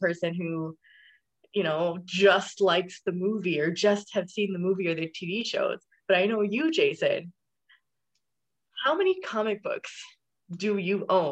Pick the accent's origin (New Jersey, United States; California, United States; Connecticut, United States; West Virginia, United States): California, United States; the Valley; accent: Valley girl; moved away as an adult; now in Michigan, United States; I grew up in the Valley